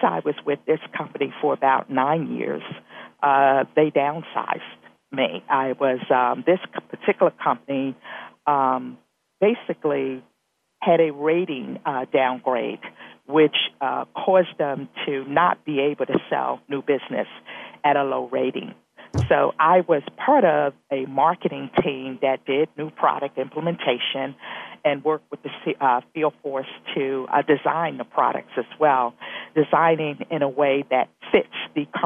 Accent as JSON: {"language": "English", "region": "East Coast", "country": "United States", "also_born_or_lived": "Ohio / Indianapolis", "moved": "as an adult"}